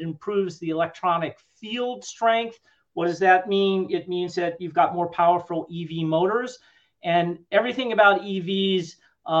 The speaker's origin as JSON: {"language": "English", "town": "Cleveland", "region": "Ohio", "country": "United States", "tie": "born or raised there", "said": "I grew up in Cleveland, Ohio"}